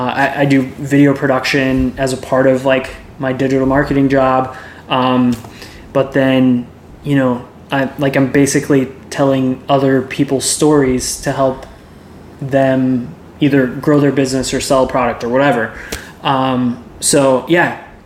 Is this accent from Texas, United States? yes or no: yes; Keller, Texas, United States; I was born and raised in Keller